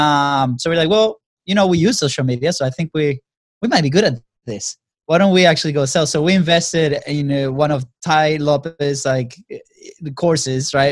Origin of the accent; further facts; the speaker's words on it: Venezuela; now in United States; we come from Venezuela. You know, we got to the States about 10 years ago.